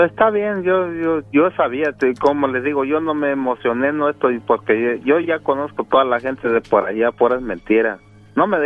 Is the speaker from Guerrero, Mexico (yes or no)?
yes; Guerrero, Mexico; De Guerrero.